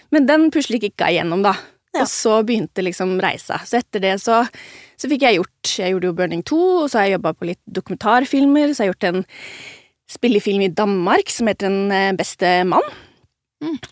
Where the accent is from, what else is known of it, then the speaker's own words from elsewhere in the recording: Ulefoss, Vestfold og Telemark, Norway; jeg har vokst opp i Ulefoss